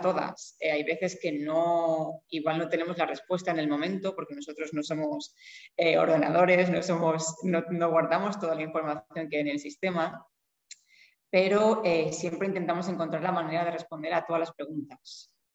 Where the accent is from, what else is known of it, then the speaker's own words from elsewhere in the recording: Spain; now in Iceland; Yo soy de España